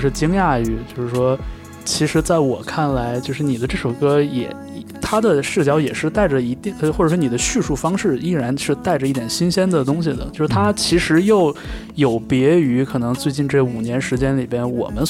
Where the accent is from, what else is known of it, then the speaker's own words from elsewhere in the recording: Changchun, Jilin, China; moved away as an adult; now in Beijing, China; 像我的老家，可能像长春不是一个特别。就是背负标签的这么一个一个一个地方，可能整个吉林省都没什么存在感